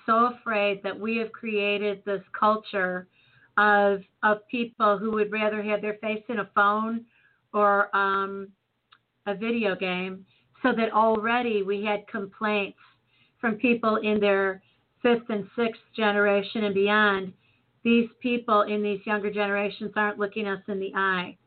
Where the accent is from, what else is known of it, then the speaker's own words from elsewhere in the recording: Chicago, Illinois, United States; now in St. Louis, United States; Born and Raised in Chicago